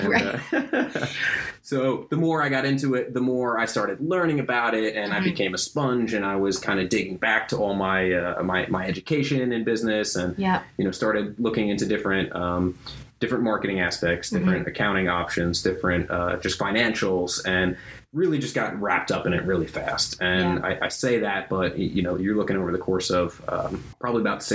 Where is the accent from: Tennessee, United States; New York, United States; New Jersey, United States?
New Jersey, United States; moved away as an adult; also born or lived in Albuquerque, New Mexico; I grew up in New Jersey